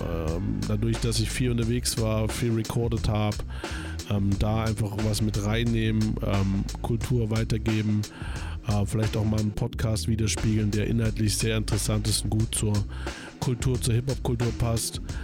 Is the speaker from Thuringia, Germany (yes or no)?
yes; Weimar / Erfurt, Thuringia, Germany; moved away as an adult; now in Leipzig, Germany; in der Heimat, Weimar Erfurt, wo ich herkomme